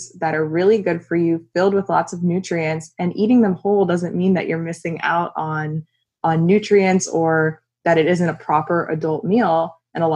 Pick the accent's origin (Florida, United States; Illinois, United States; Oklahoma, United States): Florida, United States; South; I grew up in South Florida